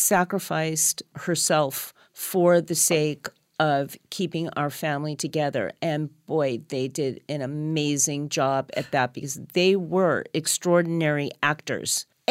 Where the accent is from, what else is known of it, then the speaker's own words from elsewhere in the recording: Los Angeles, California, United States; born there; And then 3.5 years later, I was born here in Los Angeles.